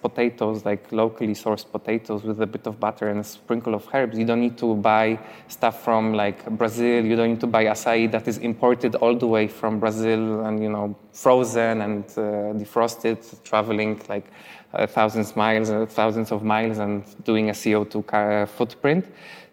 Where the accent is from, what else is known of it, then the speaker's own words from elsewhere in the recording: Poland; moved away as an adult; also born or lived in London; there is a village next to my hometown that I have friends who live in that village called Konopnica